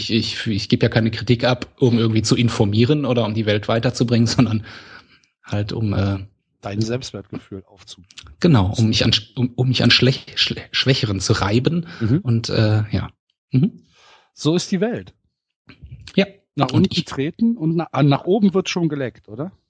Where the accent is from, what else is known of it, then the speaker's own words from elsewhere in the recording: Essen, North Rhine-Westphalia, Germany; Nee, Ich komme aus Essen.